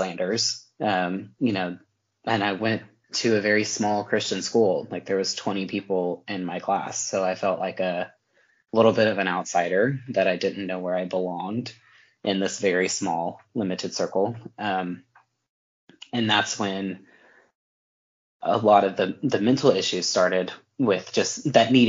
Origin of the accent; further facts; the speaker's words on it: Texas, United States; I'm from Texas. I'm from the Bible Belt, you know, I grew up in a great home